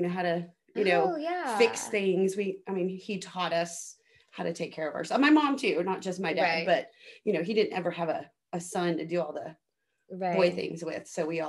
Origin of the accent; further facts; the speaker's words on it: upstate New York, United States; now in Texas, United States; we are from upstate New York, which is literally like our little town. My mom and one of my sisters just moved back there on the Canadian border.